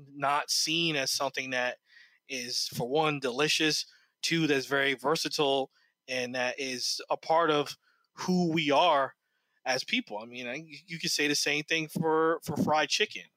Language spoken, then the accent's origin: English; New Jersey, United States; also born or lived in Detroit, Michigan; now in Charleston, United States; I grew up in New Jersey